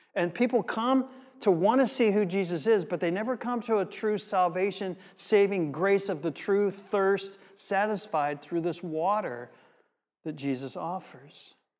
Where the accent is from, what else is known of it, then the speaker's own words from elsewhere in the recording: United States; As an American in the late, um, early seventies, mid seventies in America